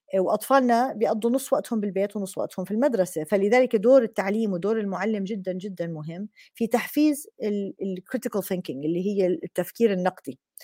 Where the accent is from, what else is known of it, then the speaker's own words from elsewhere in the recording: Jordan; عندنا بالأردن بالجامعات